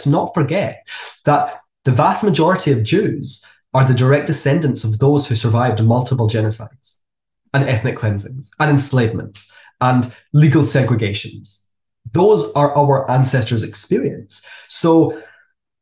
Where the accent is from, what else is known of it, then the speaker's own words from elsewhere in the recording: Glasgow, Scotland, United Kingdom; moved away as an adult; now in Hong Kong; I was a Jew growing up in Glasgow